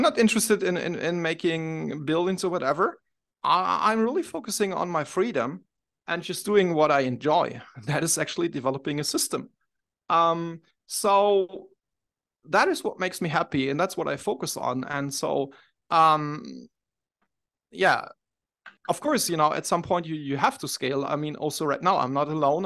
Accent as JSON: {"language": "English", "town": "Munich", "region": "Bavaria", "country": "Germany", "said": "I'm from Munich, Germany"}